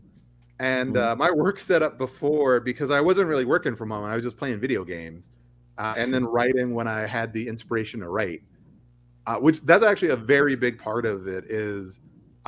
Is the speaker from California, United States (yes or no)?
no; Oklahoma, United States; moved away; also born or lived in Texas; I grew up in Oklahoma, and Oklahoma is in the Bible Belt